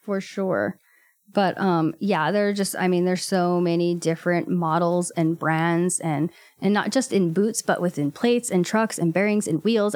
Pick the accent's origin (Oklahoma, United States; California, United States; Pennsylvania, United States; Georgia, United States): California, United States; Watsonville; also born or lived in Gilroy / Salinas; I grew up in Watsonville, actually, and then my family moved to Gilroy when I was about seventeen